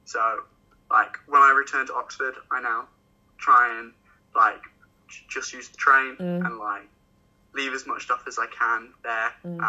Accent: China; also born or lived in Hong Kong; So I grew up in China, Hong Kong, so both international.

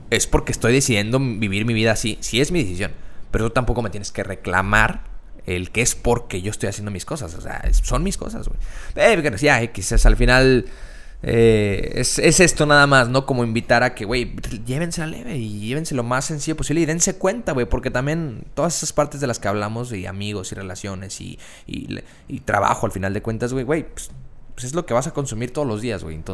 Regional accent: Mexico; Sé que yo también soy mexicano

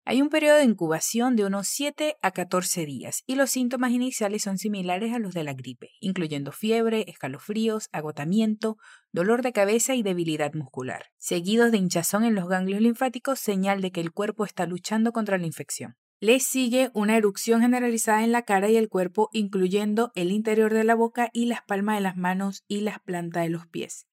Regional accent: Venezuela; tu profe venezolana aquí en Fluency Academy

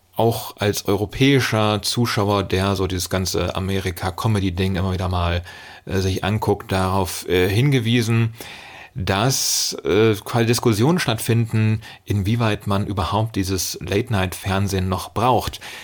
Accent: Germany; als äh, Deutscher

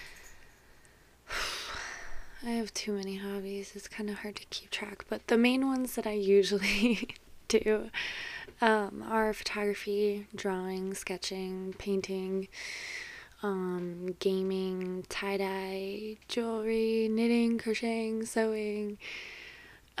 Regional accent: Chicago area, Illinois, United States; I grew up and still currently live in Chicago

